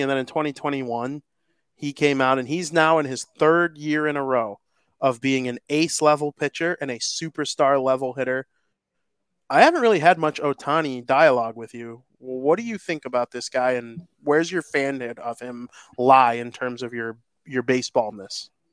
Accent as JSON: {"language": "English", "country": "United States", "said": "I'm American. I'm proud to be American"}